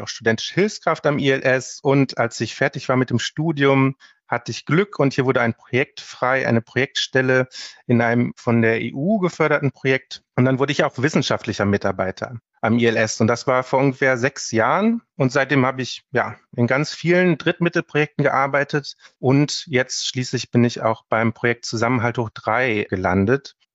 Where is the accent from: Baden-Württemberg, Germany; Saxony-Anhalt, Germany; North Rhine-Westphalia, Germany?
North Rhine-Westphalia, Germany; Herne; ich bin geboren in Herne und habe immer im Ruhrgebiet gelebt